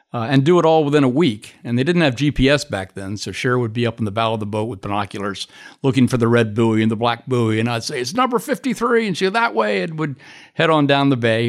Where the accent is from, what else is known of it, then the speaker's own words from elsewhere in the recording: Maryland, United States; I was born and raised in Maryland on the Chesapeake Bay